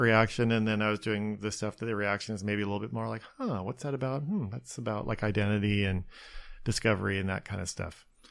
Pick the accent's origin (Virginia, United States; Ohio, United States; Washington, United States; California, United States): Washington, United States; outside Spokane; born or raised there; moved away as an adult; also born or lived in Seattle, United States / New York, United States / Los Angeles, United States; now in Long Beach, United States